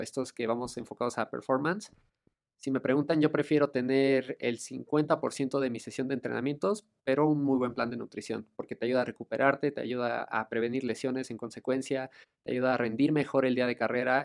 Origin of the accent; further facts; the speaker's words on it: Mexico; como mexicanos